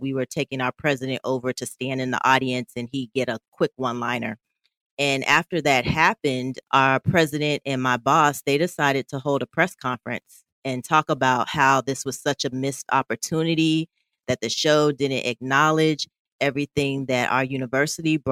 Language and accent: English; Miami, Florida, United States; I actually had a job lined up to work at a hospital in my hometown of Miami